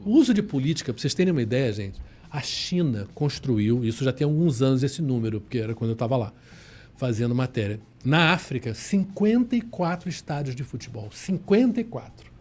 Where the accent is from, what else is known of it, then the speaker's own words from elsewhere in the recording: Rio de Janeiro, Brazil; nós somos cariocas e somos né, fluminenses, no sentido do estado do Rio